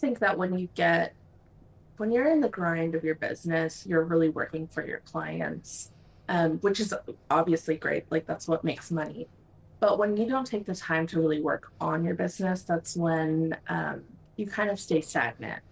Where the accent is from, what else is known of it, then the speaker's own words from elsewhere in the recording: Mexico; moved away as an adult; now in United States; I'm originally from Mexico, uh, came to the US for college